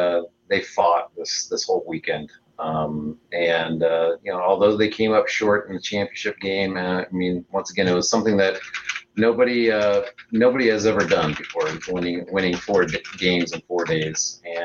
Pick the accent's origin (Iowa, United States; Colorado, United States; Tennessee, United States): Iowa, United States; I grew up in Iowa, and I grew up a Hawkeye fan.